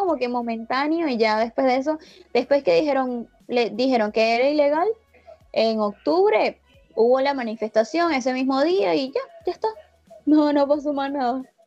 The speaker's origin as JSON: {"language": "Spanish", "country": "Venezuela", "also_born_or_lived": "Brazil", "accent": "Venezuelan", "moved": "as an adult", "lives_now": "Argentina", "said": "recuperé mi acento venezolano"}